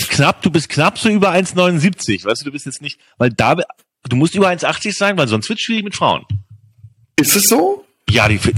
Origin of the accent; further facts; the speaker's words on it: Worms, Rhineland-Palatinate, Germany; born there; Ich bin da nicht geboren, ich bin in Worms geboren.